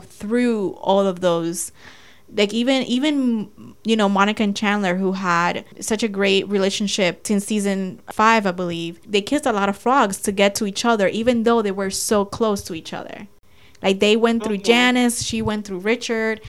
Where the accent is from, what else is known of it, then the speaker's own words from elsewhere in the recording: Dominican Republic; moved away; when I graduated college, I went to my hometown in DR